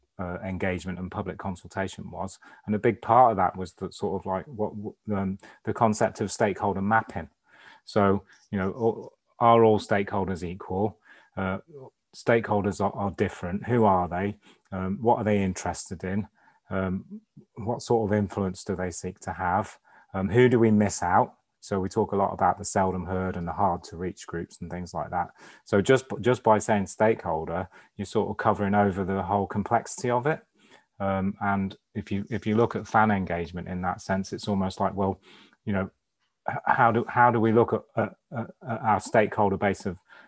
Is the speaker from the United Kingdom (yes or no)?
yes; Crewe, North West England, United Kingdom; also born or lived in Bahrain / Chaddesden; I spent most of my growing up days in and around Crewe